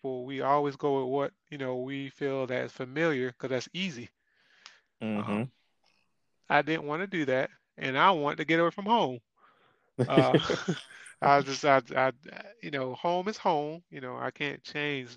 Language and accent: English; Columbia, South Carolina, United States; I grew up in Columbia, South Carolina